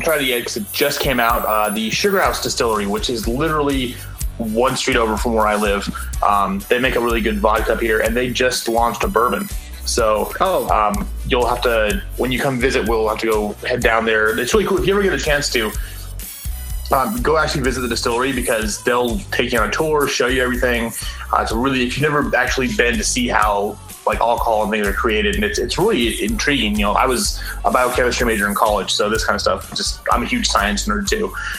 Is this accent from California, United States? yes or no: yes; California, United States; Which is a thing I do because, again, I'm from Southern California, so it's really weird.